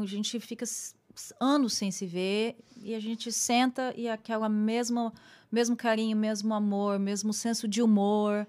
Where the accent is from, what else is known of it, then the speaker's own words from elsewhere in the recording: Londrina, Paraná, Brazil; moved away as an adult; now in New York, United States; como eu sou de Londrina, né? Eu voltei a Londrina